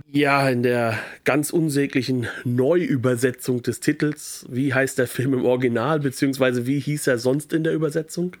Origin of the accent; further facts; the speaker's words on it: France; bei uns in Frankreich